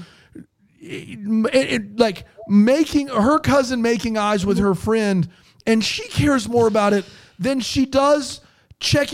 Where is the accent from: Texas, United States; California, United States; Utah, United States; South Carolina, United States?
South Carolina, United States; I'm from South Carolina